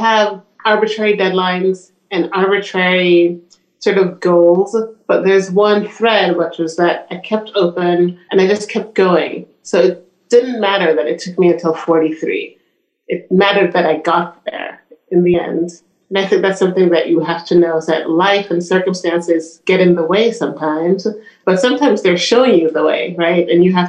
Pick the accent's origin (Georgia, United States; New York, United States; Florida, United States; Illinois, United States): New York, United States; Brooklyn; also born or lived in Jamaica; I grew up fairly poor in Brooklyn and in Jamaica.